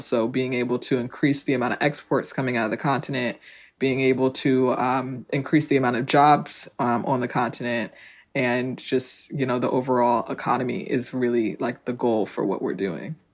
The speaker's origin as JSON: {"language": "English", "town": "South Orange", "region": "New Jersey", "country": "United States", "tie": "born or raised there", "said": "I grew up in South Orange"}